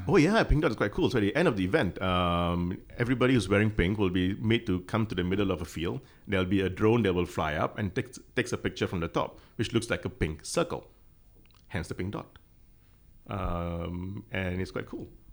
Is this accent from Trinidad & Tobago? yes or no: no; Malaysia; now in Hong Kong; I'm Malaysian